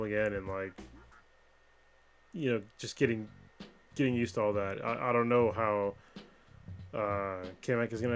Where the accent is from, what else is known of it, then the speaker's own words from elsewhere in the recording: United States; I'm American